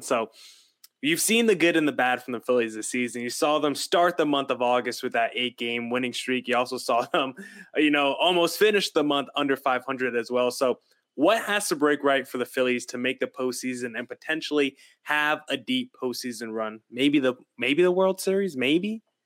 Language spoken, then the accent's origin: English; New Jersey, United States; I grew up in New Jersey